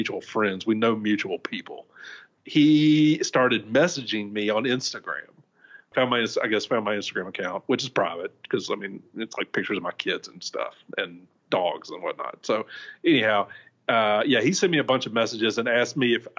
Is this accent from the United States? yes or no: yes; Shreveport, Louisiana, United States; moved away; my hometown of Shreveport, Louisiana